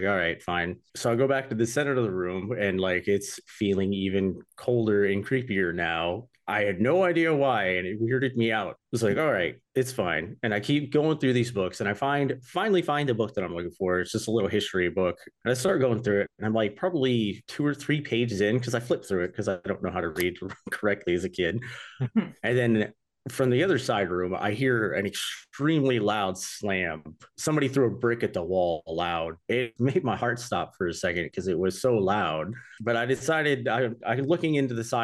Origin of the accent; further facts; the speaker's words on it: Nashville, Michigan, United States; I grew up in Nashville, Michigan